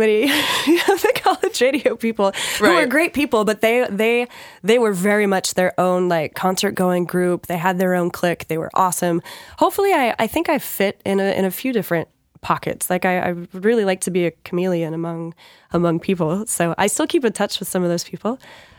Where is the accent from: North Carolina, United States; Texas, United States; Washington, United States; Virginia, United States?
Washington, United States; born there; also born or lived in Georgia / New York; So I was born in Washington State. We went to Georgia. Then we lived in upstate New York. My dad was part of the first Gulf War. So I remember he was deployed. Then we went back to Georgia, then back to Washington.